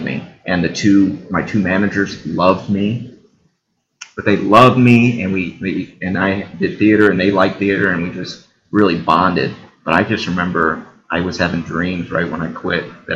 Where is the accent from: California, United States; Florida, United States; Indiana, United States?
Indiana, United States; New Haven; also born or lived in Bloomington, Indiana; I grew up in New Haven